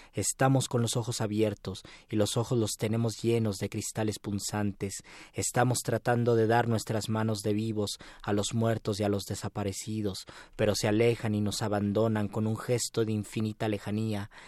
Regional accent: Mexico; a nuestra manera de ser como mexicanos

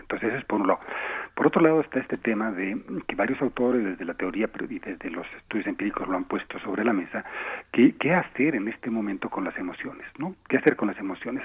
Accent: Bolivia; moved away as an adult; now in Mexico; Yo vivo en México, soy mexicano-boliviano

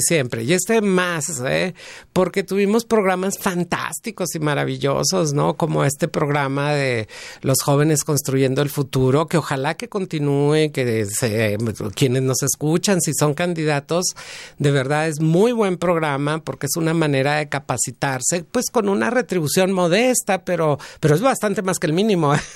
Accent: Mexico

